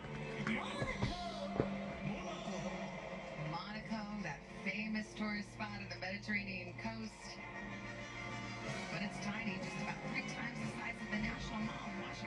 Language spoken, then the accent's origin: English; United States; My home country, USA